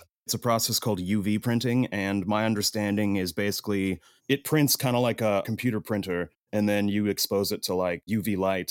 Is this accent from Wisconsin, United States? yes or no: yes; Madison, Wisconsin, United States; moved away; I am from Madison, Wisconsin, originally.